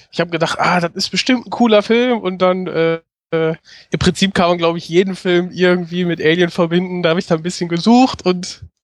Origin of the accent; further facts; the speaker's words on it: Essen, North Rhine-Westphalia, Germany; now in Bochum, Germany; also ich bin aus dem Ruhrgebiet und äh, bin in Essen aufgewachsen, bin dann nach Bochum gezogen, gehe ja auch zur Uni.